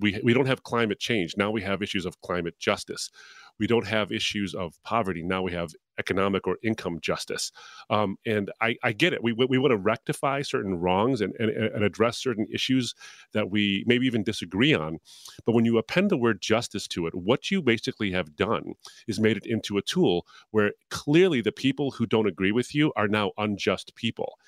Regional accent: Detroit, Michigan, United States; my hometown of Detroit

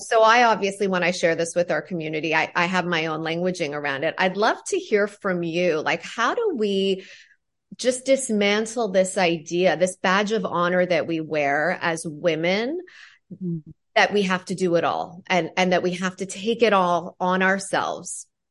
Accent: Ontario, Canada; I'm from Ontario, Canada

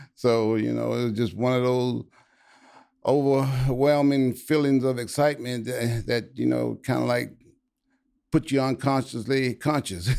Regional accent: Louisiana, United States; moved away as an adult; now in Texas, United States; I was from Louisiana and I lived in Louisiana my whole life. But when I graduated college, and I moved to Texas.

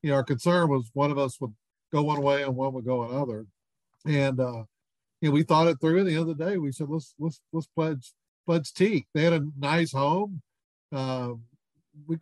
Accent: Houston, Texas, United States; a guy I grew up with in Houston

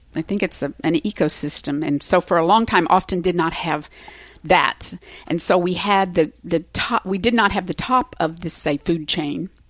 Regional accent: Springfield, Missouri, United States; moved away; I was raised in Springfield, Missouri

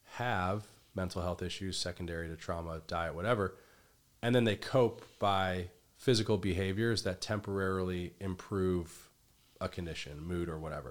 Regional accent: Midwest, United States; I grew up in the Midwest

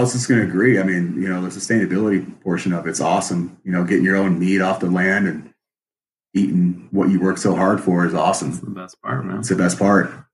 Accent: Wisconsin, United States; now in Colorado, United States; I'm originally from Wisconsin up north. Uh, I grew up hunting deer, fishing, all that good stuff, doing some trapping with my dad.

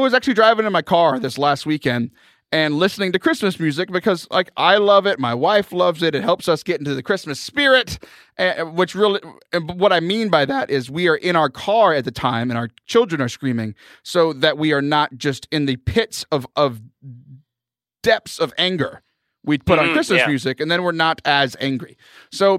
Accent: South Texas, United States; born or raised there; moved away

